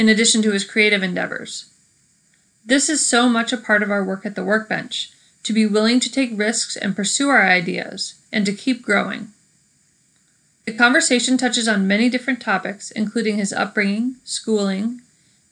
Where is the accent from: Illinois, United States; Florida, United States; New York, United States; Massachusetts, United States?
New York, United States; Saranac Lake; my hometown of Saranac Lake, New York